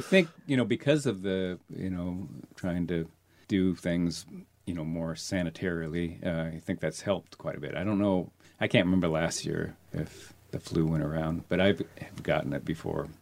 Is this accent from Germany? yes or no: no; Seattle, Washington, United States; also born or lived in Glendale, California; I grew up in Seattle.